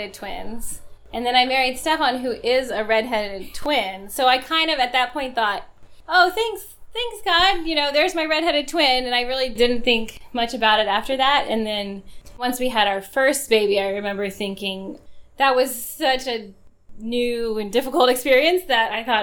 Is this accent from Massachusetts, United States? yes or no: no; Texas, United States; moved away; I'm from Texas, but none of our children have ever lived in Texas